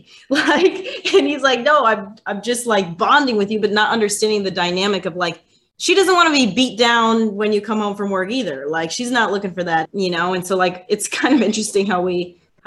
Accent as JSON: {"language": "English", "region": "Wisconsin", "country": "United States", "moved": "yes", "said": "I'm from Wisconsin originally."}